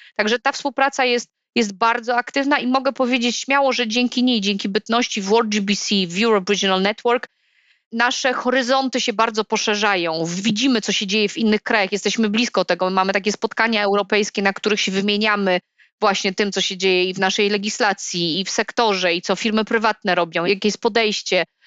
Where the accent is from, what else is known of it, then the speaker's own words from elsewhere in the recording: Silesian Voivodeship, Poland; u nas na Śląsku